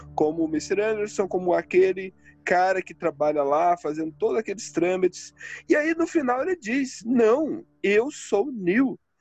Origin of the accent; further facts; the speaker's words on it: Northeast Region, Brazil; Eu venho do Nordeste. Eu venho do Nordeste